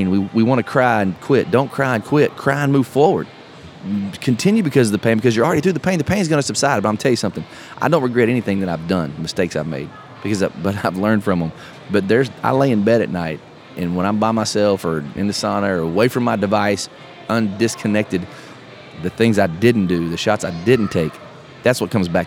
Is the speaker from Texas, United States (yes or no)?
yes; Texas, United States; we're from Texas